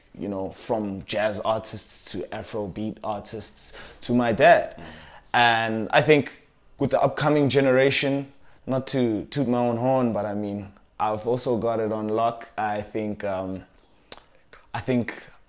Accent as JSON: {"language": "English", "country": "South Africa"}